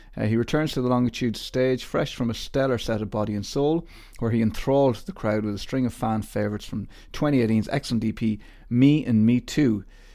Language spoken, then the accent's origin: English; Ireland; because I'm Irish and we love knowing what time it is.